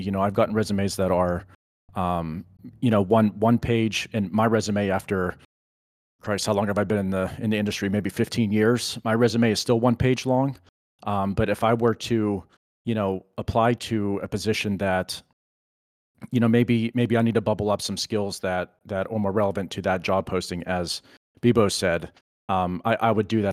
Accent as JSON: {"language": "English", "region": "Pennsylvania", "country": "United States", "said": "I'm originally from Pennsylvania, and, and I'm still here"}